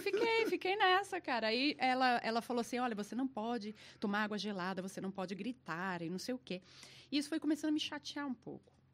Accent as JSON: {"language": "Portuguese", "region": "São Paulo", "country": "Brazil", "first_language": "Portuguese", "said": "eu sou brasileira, sou paulista."}